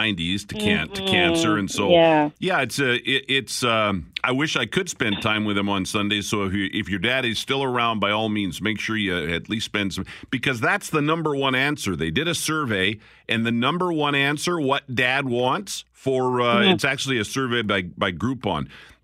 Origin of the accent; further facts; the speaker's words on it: Picture Butte, Alberta, Canada; I grew up in Picture Butte, Alberta, the RCMP house was next to us.